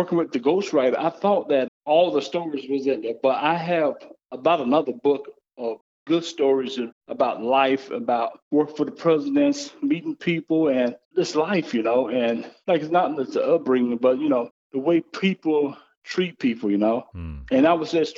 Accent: the South, United States; moved away as an adult; my life growing up in the South

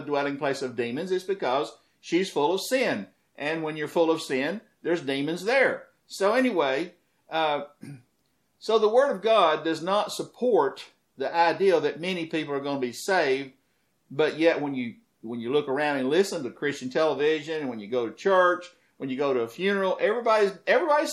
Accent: United States; also born or lived in the South (Bible Belt)

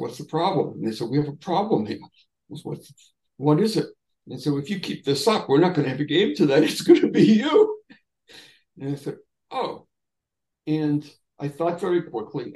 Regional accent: Everett, Massachusetts, United States; I grew up in Everett and belonged to a youth organization

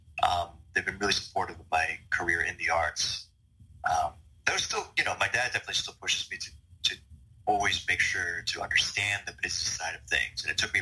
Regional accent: Bangkok, Thailand; I moved to Bangkok pretty much permanently around the third grade. And yeah, I mean, just growing up in Southeast Asia

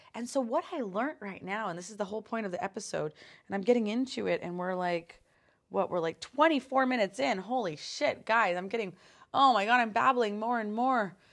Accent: Canada; being a Canadian

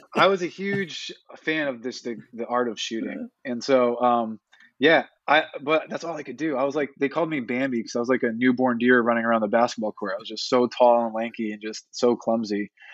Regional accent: Northeast, United States; growing up in the Northeast

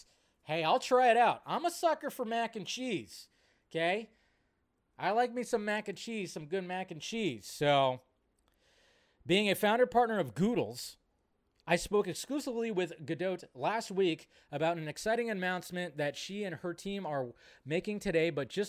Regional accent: Israel; And for me, I grew up in Israel, and we didn't have the mac and cheese instant boxes.

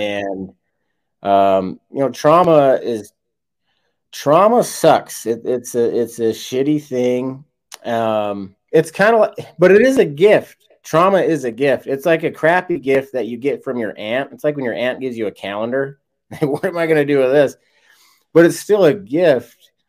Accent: West Jordan, Utah, United States; now in St. George, United States; I'm from Utah

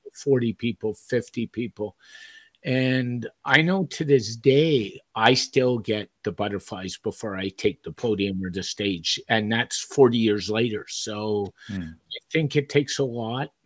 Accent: Montreal, Quebec, Canada; when I grew up in Montreal

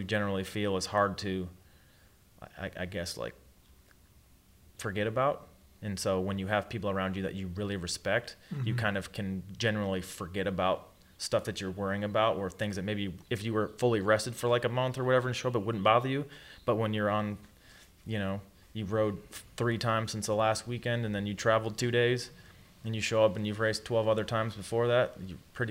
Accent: Michigan, United States; I come from Michigan

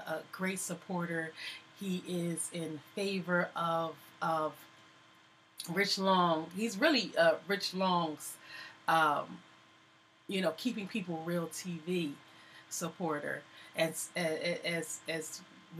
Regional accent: Philadelphia, Pennsylvania, United States; also born or lived in Virginia; I am raised in Philly. Everybody knows I was born in Virginia, but I've really been here pretty much my whole life, since maybe about two or three

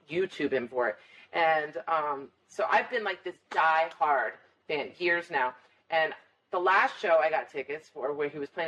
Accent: Ireland; And I'm Irish, so I like to drink

